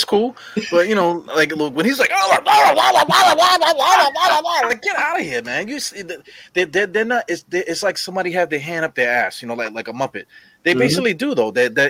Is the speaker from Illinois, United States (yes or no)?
no; New York City, New York, United States; I grew up in East New York, Brooklyn, right? So I grew up in a predominantly West Indian neighborhood. So I'm like the only Puerto Rican looking motherfucker in the neighborhood.